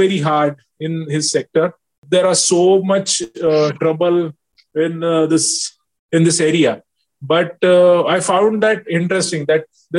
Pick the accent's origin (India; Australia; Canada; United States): India; Jalgaon, Maharashtra; I joined CG, luckily, in my hometown only